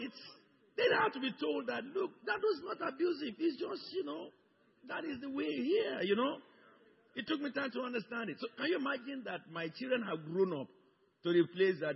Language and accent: English; Lagos, Nigeria; I came from Yoruba tribe. And my wife was born in my own town, in my own street.